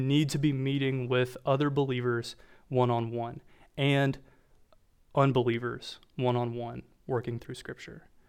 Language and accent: English; Walburg, North Carolina, United States; accent: Southern; I try really, really hard to mask my Southern accent, but when I say my hometown name, it has a tendency to come out. So I'm from Wahlberg, North Carolina